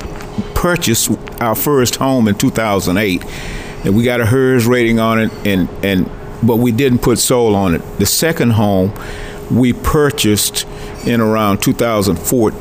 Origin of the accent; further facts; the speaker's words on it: Valdosta, Georgia, United States; I'm from Valdosta, Georgia